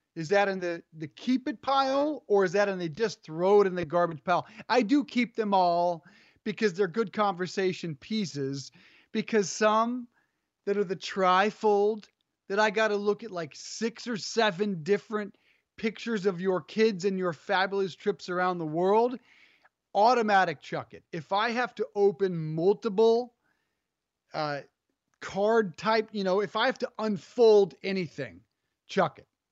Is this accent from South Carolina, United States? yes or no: no; Colorado, United States; growing up in Colorado